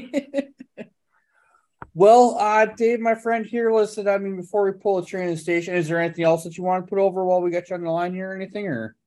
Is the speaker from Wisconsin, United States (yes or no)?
yes; Slinger, Wisconsin, United States; I grew up in Slinger, which is right by Hartford